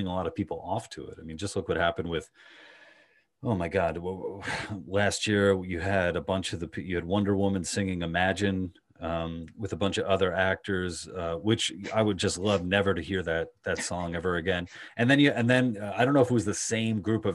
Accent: New York City, New York, United States; accent: Queens Long Island hybrid; also born or lived in Long Island, New York; I'm from Queens originally, and then I went to high school in Long Island

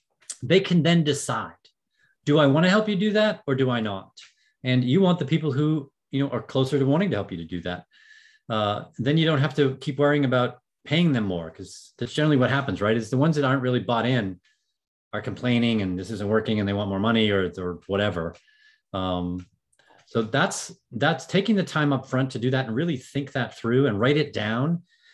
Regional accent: Ireland; I'm an Irishman

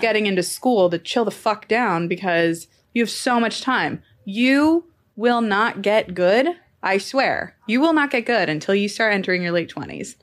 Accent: Temecula, California, United States; I'm from Temecula, California

